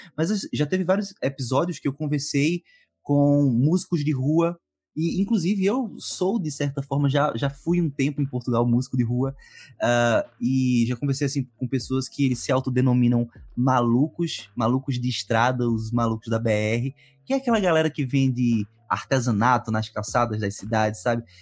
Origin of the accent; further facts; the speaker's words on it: Pernambuco, Brazil; eu sou de Pernambuco.